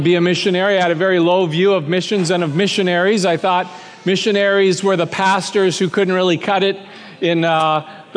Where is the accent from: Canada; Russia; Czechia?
Canada; I was born and raised in Canada, the son of a pastor